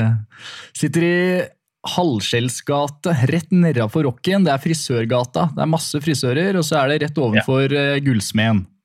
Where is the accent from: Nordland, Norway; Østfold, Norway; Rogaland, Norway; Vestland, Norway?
Rogaland, Norway; Stavanger; Jeg er født i, født i Stavanger